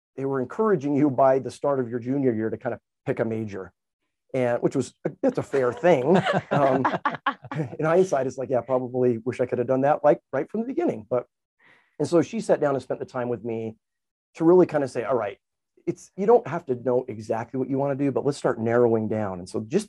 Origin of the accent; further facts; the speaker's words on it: Highland, Utah, United States; I still remember being up American Fork Canyon. I grew up in Highland area